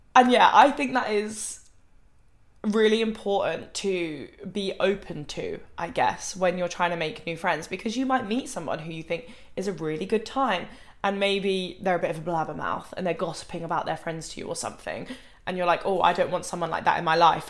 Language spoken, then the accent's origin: English; Thanet, South East England, United Kingdom; moved away as an adult; now in Manchester, United Kingdom; I don't see the point of like moving out in my hometown because I know I didn't want to stay in my hometown forever.